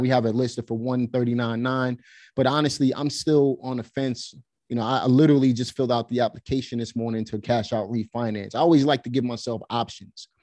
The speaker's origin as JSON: {"language": "English", "town": "New York City", "region": "New York", "country": "United States", "tie": "born or raised there", "also_born_or_lived": "Pennsylvania", "moved": "as an adult", "lives_now": "North Carolina, United States", "said": "Basically, I'm from Brooklyn, New York. I was born and raised there."}